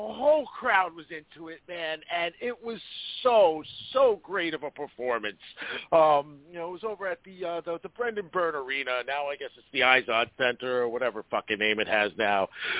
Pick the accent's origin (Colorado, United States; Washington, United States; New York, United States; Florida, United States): New York, United States; New York City; moved away; also born or lived in New Jersey; growing up in Staten Island as a young kid, having young parents